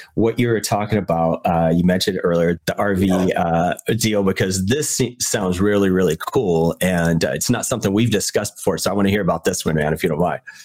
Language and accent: English; Virginia, United States; me growing up in Virginia